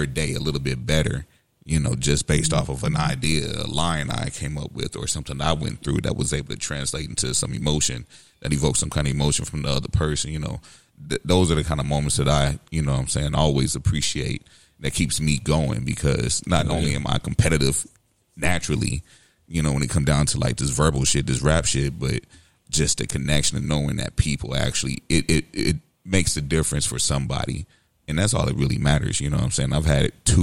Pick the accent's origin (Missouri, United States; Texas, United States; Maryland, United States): Missouri, United States; St. Louis; also born or lived in West Coast; growing up on the West Coast, being in South St. Louis